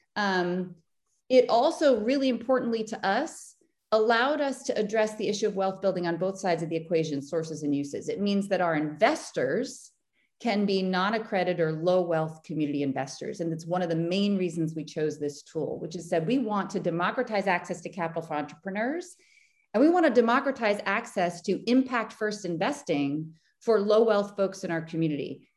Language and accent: English; Boston, Massachusetts, United States; I'm from Boston. I still live in Boston. I have left, but I've come back